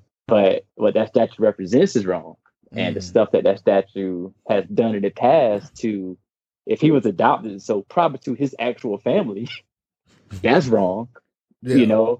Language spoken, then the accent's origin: English; South Carolina, United States; growing up in growing up in South Carolina